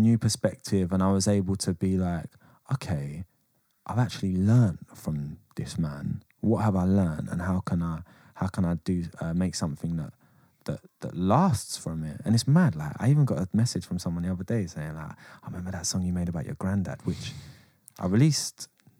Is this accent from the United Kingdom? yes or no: yes; England, United Kingdom; I'm English.